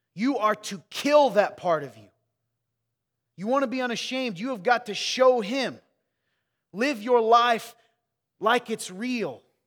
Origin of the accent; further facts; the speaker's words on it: Midwest, United States; I grew up in the Midwest with you